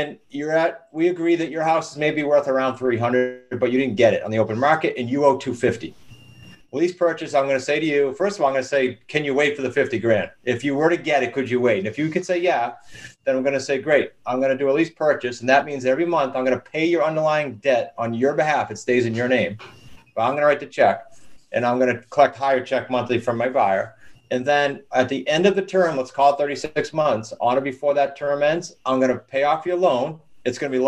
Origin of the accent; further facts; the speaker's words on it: New England, United States; we're from New England, right? So we're pretty blunt and to the point